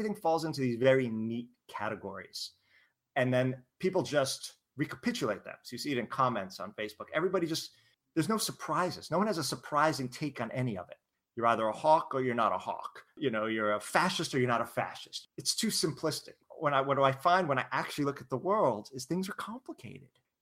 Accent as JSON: {"language": "English", "town": "San Francisco", "region": "California", "country": "United States", "said": "I'm from San Francisco"}